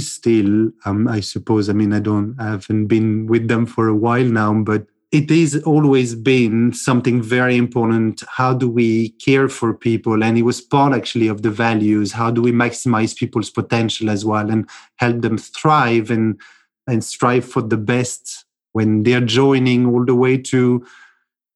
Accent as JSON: {"language": "English", "country": "France", "also_born_or_lived": "United Kingdom", "moved": "yes", "lives_now": "Cluj-Napoca, Romania", "said": "I'm originally from France. I moved from France to the UK. And then 8 years ago, I moved to Cluj-Napoca."}